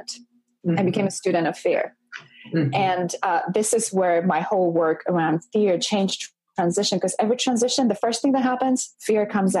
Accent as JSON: {"language": "English", "country": "Poland", "tie": "born or raised there", "moved": "as an adult", "said": "I grew up in Poland in a communist culture in a very, very conservative household"}